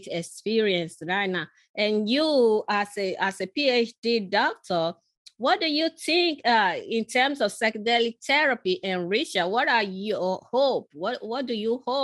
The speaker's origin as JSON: {"language": "English", "country": "Nigeria", "tie": "born or raised there", "moved": "yes", "said": "I was born in Nigeria, in western part of Africa"}